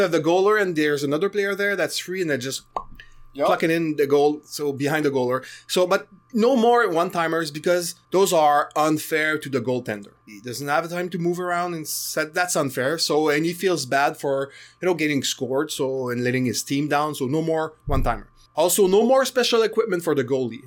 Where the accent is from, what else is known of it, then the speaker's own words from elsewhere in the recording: Canada; I'm Canadian